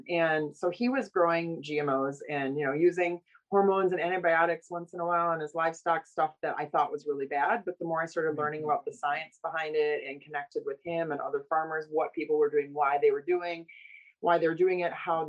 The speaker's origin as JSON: {"language": "English", "town": "Oshkosh", "region": "Wisconsin", "country": "United States", "tie": "born or raised there", "also_born_or_lived": "Los Angeles", "moved": "as an adult", "said": "I grew up around agriculture from Oshkosh, Wisconsin, my hometown."}